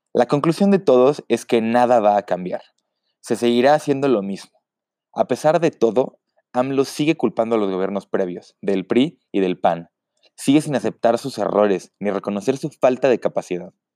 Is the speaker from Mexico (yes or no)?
yes; Mexico; como mexicano